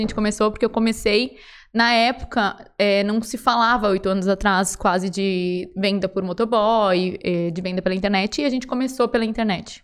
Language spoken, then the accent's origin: Portuguese; Rio Grande do Sul, Brazil; moved away as an adult; Eu sou gaúcha, tenho 33 anos